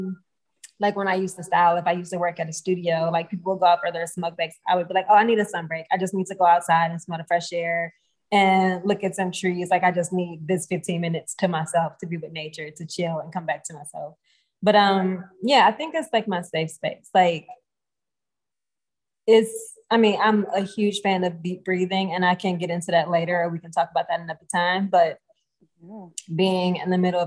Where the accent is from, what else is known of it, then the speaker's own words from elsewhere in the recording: Detroit, Michigan, United States; growing up in Detroit, growing up in the hood in Detroit, like it wasn't a lot of nature